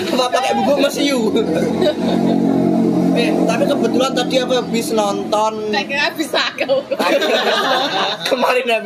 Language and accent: Indonesian; Thailand; Indonesian is a second language; saya kan saya dari Thailand